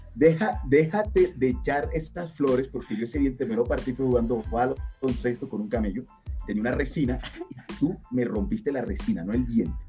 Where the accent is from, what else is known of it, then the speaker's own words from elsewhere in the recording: La Guajira, Colombia; soy de La Guajira, Colombia.